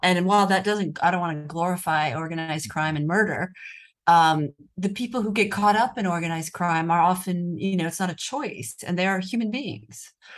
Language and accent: English; United States; accent: American; moved away as an adult; now in Rome, Italy; I'm an American journalist